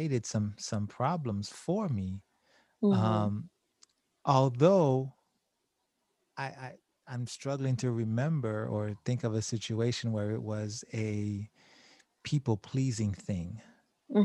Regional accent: Haiti; moved away; I was born in Haiti

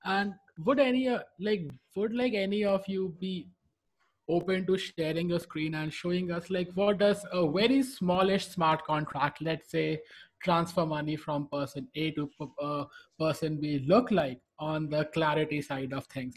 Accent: India; moved away; my home country, India

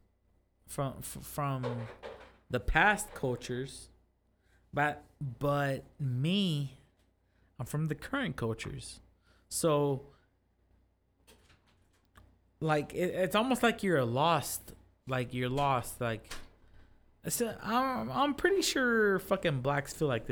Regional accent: Fresno, California, United States; now in Tulare County, United States; I live in Tulare County, but I'm from Fresno.

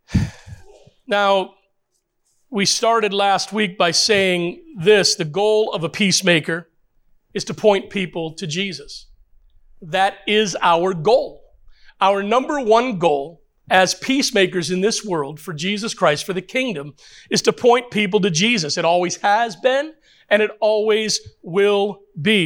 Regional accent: United States; I know we're Americans

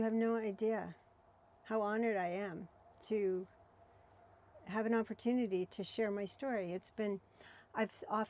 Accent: Ontario, Canada; moved away as an adult; When I came here from Ontario, I felt like a salmon that was, had found its spawning ground. I'm not kidding. I was 40 years old.

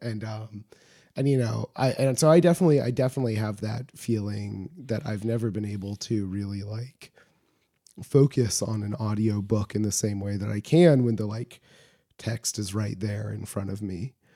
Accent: Homer, Alaska, United States; I grew up in rural Alaska, as I say frequently on this show, but, um, from Homer, my hometown

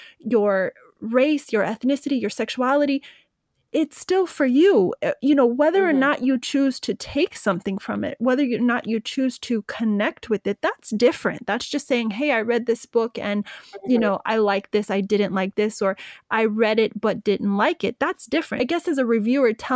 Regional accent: United States; I'm American. I'm proud to be an American.

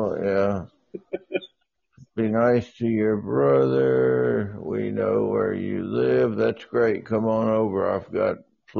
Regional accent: Galveston, Texas, United States; It's where I was born and raised.

